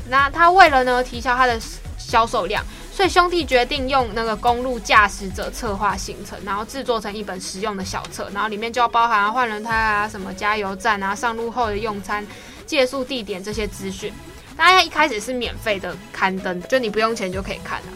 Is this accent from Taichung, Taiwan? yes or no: no; Taipei, Taiwan; 那我本人因为就是台北人，所以从小就在